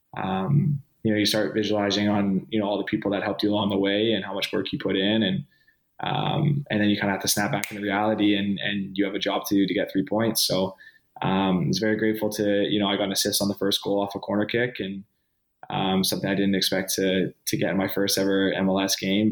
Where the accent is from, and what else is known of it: Vancouver, British Columbia, Canada; born or raised there; moved away